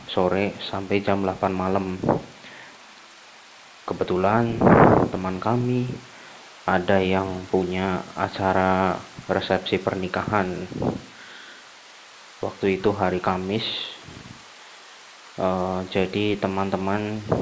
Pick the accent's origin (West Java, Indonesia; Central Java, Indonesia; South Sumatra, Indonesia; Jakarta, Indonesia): Central Java, Indonesia; Purwokerto; dan saya dari Purwokerto